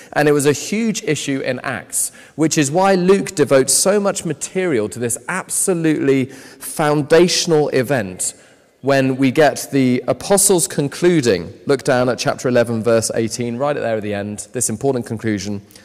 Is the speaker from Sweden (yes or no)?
no; United Kingdom; I'm British